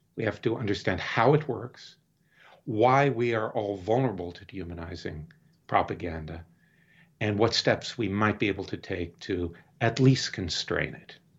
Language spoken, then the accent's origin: English; Deep South, United States; now in Maine, United States; I grew up in the Deep South in the fifties and sixties